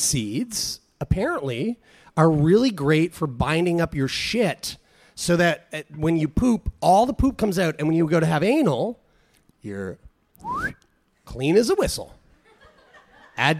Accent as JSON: {"language": "English", "town": "Halifax", "region": "Nova Scotia", "country": "Canada", "said": "we aren't from here. We're from Halifax, and we're just visiting."}